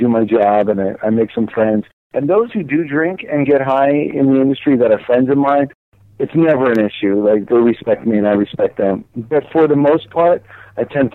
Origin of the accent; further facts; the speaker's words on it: United States; moved away as an adult; also born or lived in New Jersey; now in Los Angeles, United States; I live in Los Angeles. I'm from New York and New Jersey, and I've been out here 17 years.